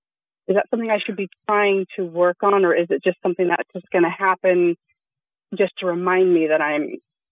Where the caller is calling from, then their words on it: Sonoma County, California, United States; I'm calling from Sonoma County.